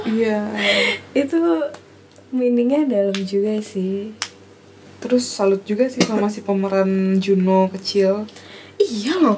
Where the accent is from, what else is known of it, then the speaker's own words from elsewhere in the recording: Java, Indonesia; kita orang Jawa yang aneh banget